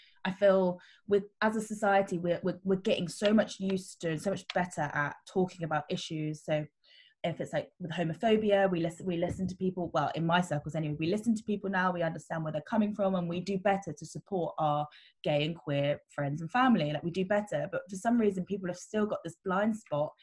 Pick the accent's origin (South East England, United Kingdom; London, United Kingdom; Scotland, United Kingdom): South East England, United Kingdom; Surrey; I grew up in Surrey